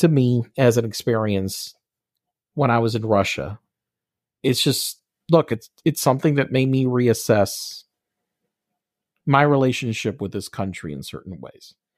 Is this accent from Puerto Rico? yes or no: yes; Puerto Rico; I'm from Puerto Rico